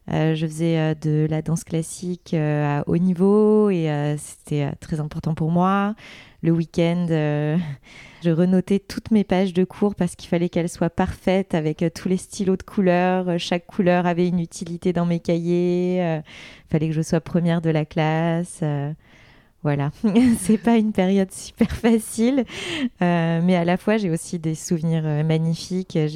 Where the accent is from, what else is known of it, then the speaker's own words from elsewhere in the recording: Vaujours, Île-de-France, France; born there; Moi, je suis née en région parisienne, dans le 93, dans une petite ville qui s'appelle Vaujour, que peu de gens connaissent, où il y a même euh, des vaches, euh, des champs.